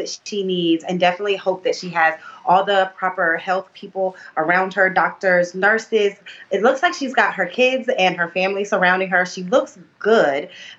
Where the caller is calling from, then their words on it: Warner Robins, Georgia, United States; I'm calling from Warner Robins, Georgia.